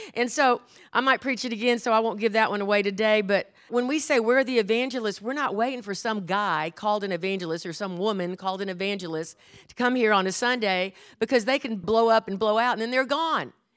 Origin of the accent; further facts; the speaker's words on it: Houston, Texas, United States; I was brought up in Houston, Texas